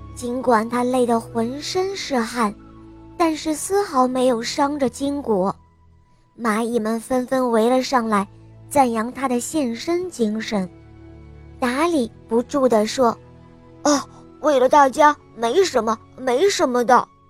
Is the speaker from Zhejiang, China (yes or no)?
no; Henan, China; 今年五十了，我来自河南